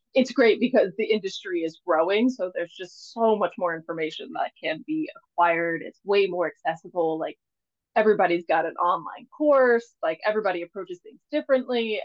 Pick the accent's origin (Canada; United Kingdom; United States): United States; Mississippi; now in Maine, United States; originally, I am from Mississippi not born. My parents were both in the military, so I was around three or four when I, uh, they moved to Mississippi, and that's basically where I was raised.